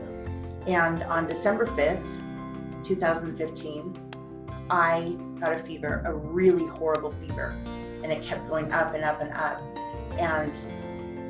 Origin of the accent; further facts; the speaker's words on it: Colorado, United States; I grew up in Colorado